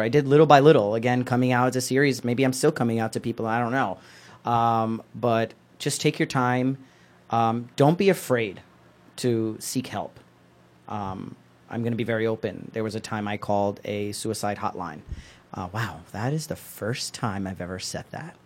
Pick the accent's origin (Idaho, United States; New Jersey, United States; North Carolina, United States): New Jersey, United States; Newark; I went to a high school, public high school here in Newark